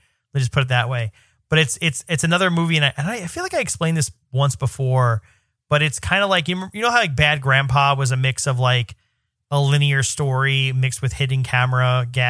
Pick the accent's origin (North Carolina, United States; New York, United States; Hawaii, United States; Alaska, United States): New York, United States; But even as a New Yorker